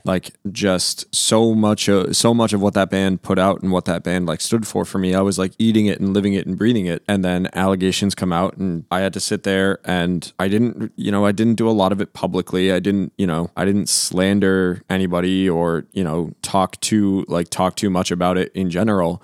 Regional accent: Boston, Massachusetts, United States; that's my hometown team.

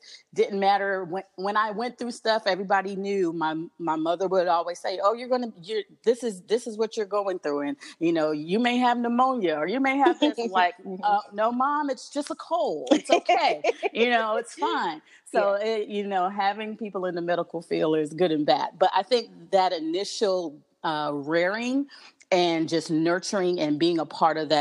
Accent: New York City, New York, United States; I grew up in Brooklyn, New York

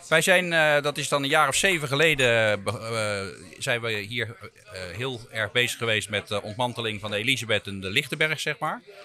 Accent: Rhenen, Utrecht, Netherlands; ik ben opgegroeid in Renen

